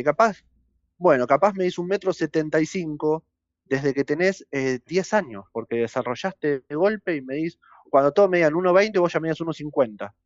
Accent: Banfield, Buenos Aires Province, Argentina; yo soy nacido en Banfield, eh, jugué en Banfield toda mi vida

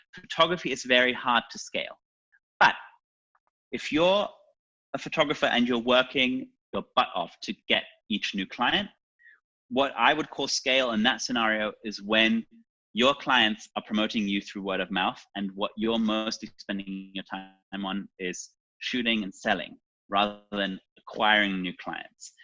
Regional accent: Germany; moved away; also born or lived in New York City; I was born in East Germany, I didn't come from a wealthy family.

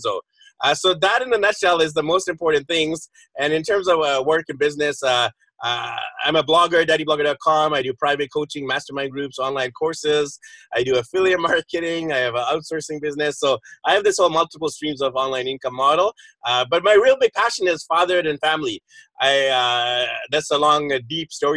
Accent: Vancouver, British Columbia, Canada; moved away as an adult; now in Philippines; we're both from the Vancouver area, but right now I'm actually nowhere near Vancouver.

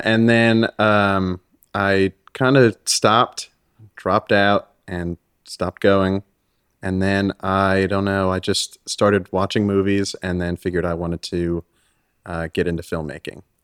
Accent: Freeport, New York, United States; moved away; also born or lived in Los Angeles, California / Hawthorne, California; I moved when I was nine to New York

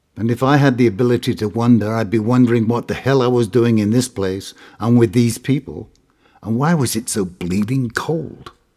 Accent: Hull, Yorkshire and the Humber, United Kingdom; a room at fifth-forty, rather, Middleton Street in Hull, East Yorkshire

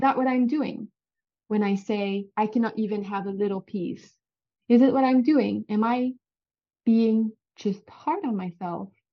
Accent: Canada; accent: French Canadian; English is a second language; I'm French. Well, I'm not French, but I'm French Canadian. So if you hear an accent, that's where it comes from.

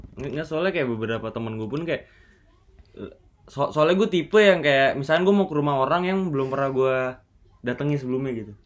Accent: South Tangerang, Banten, Indonesia; also born or lived in Jakarta; gua dari Bintaro, Tanjung Duren

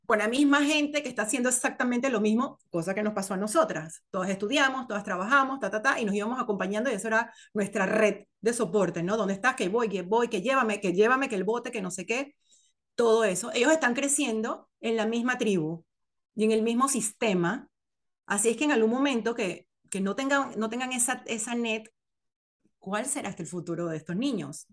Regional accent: Panama; moved away as an adult; now in United States; yo me fui de Panamá con 27, 26 años

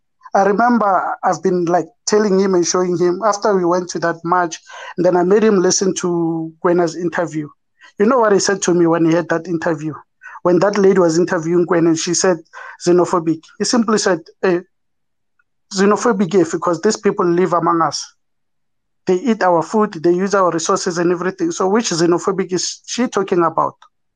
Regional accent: South Africa; As South African men

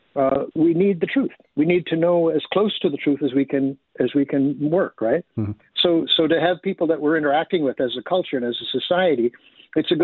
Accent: Canada; we're Canadian

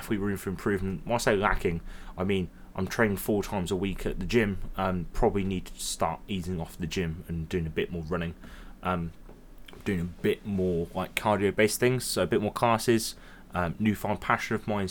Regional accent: Towcester, East Midlands, United Kingdom; also born or lived in Witherdhulse; growing up here

